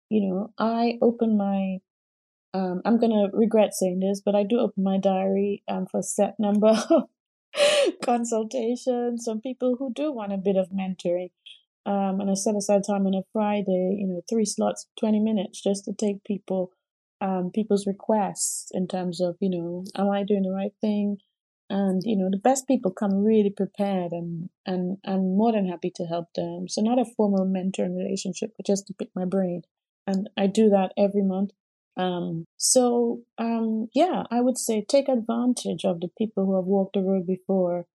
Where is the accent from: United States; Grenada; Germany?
Grenada; now in United Kingdom; I grew up in the Caribbean in Grenada, and everyone around black